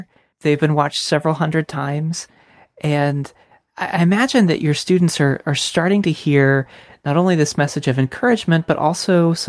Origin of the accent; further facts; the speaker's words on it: Tampa, Florida, United States; I'm from Tampa, so, you know, not from Hawaii.